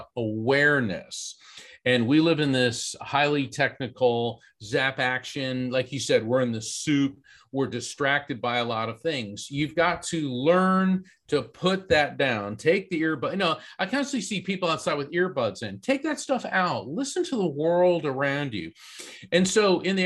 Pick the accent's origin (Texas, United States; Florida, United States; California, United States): Florida, United States; East Coast, Central; growing up in East Coast, Central Florida